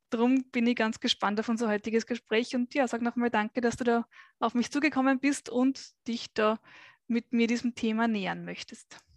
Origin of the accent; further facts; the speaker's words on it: Vienna, Austria; Ich bin geboren und aufgewachsen in Wien.